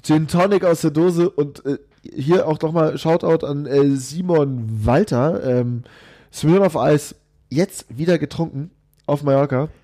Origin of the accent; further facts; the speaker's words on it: Bavaria, Germany; selbst als Bayer, wobei äh, so wirklich bayerisch fühle ich mich jetzt nicht